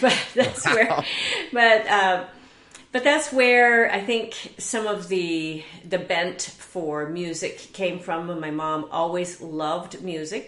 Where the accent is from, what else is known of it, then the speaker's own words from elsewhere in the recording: Southern California, United States; also born or lived in Eatonton, Georgia; I was born in Eatonton, Georgia, did not stay there long, but came out to Southern California and grew up around here